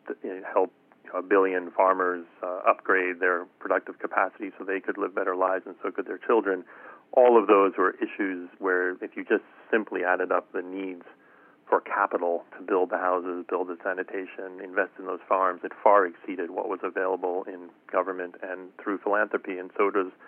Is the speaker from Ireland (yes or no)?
no; South Africa; moved away; I was born and raised in South Africa